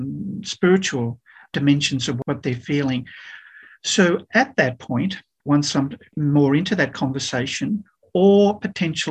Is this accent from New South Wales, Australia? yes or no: no; Canberra, Australian Capital Territory, Australia; also born or lived in South Africa / Melbourne; went back to my hometown, Canberra